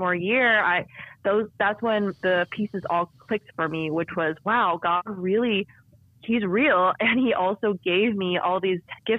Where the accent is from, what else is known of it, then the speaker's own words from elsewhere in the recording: San Francisco Bay Area, California, United States; I was born in California in the San Francisco Bay Area, where I actually still live today with my husband